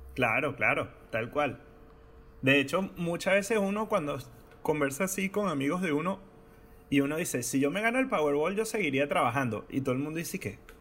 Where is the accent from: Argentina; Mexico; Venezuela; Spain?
Venezuela; siendo venezolano